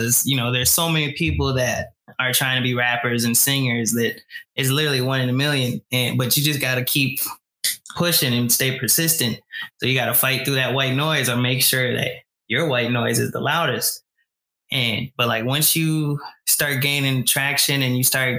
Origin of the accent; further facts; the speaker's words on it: Minnesota, United States; we're from Minnesota